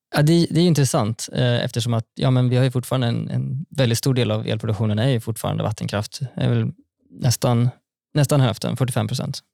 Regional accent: Västergötland plain, Västra Götaland, Sweden; Jag kommer ju från, eh, från Västgötaslätten

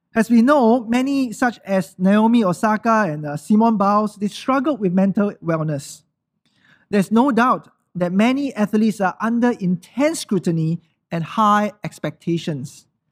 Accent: Singapore

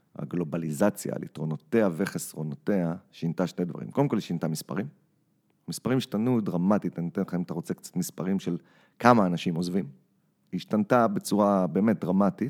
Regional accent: Israel; moved away as an adult; now in New York, United States; אני ישראלי עם ילדים שנולדו בארצות הברית

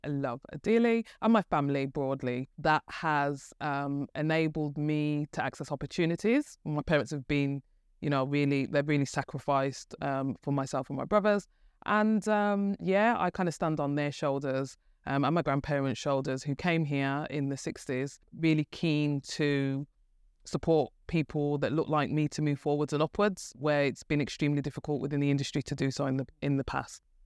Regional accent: Birmingham, West Midlands, United Kingdom; as you could probably tell from my, um, my, my wonderful accent, I'm from Birmingham. And, um, grew up, um, in Birmingham

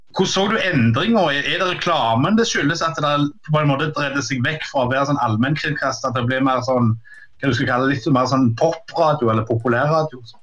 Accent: Sandnes, Rogaland, Norway; Jeg vokste opp på Gandal

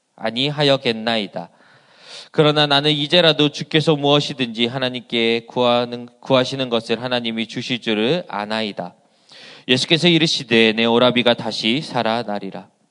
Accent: Asan, South Chungcheong, South Korea; 제 고향은 어, 이 충남 아산이라는 어, 시골 동네였습니다

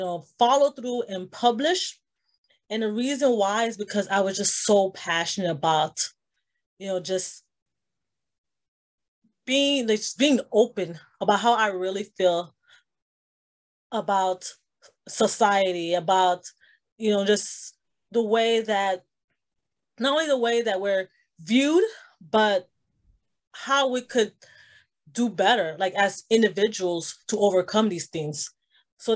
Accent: Miami, Florida, United States; I am born and raised in Miami. I am of Haitian descent

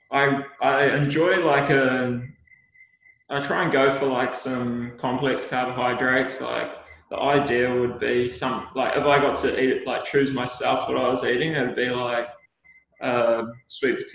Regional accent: New Zealand; And I think that's like one of the great things about being a New Zealander is that we do have that real special cultural significance

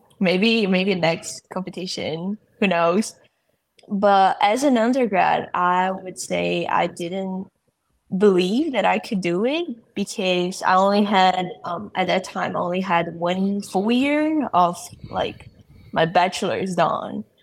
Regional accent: Brazil; moved away as an adult; I'm an international student from Brazil

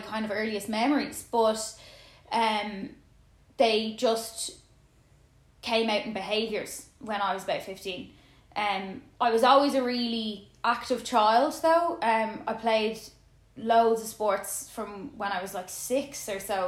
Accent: Dublin, Leinster, Ireland; I'm from Dublin

